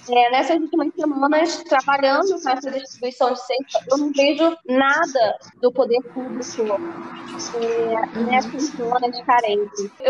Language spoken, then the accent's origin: Portuguese; Mesquita, Rio de Janeiro, Brazil; now in Campinas, Brazil; eu sou de Mesquita, do Rio, cidade da Mesquita.